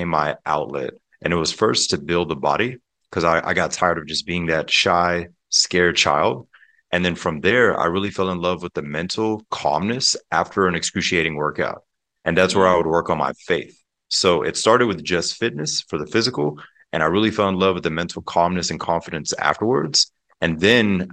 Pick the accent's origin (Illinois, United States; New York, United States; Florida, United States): Florida, United States; Pensacola; also born or lived in Germany; We actually moved to Pensacola, Florida, and the Panhandle. If people are familiar with the Blue Angel Air Show, that's my home state and home city. But growing up there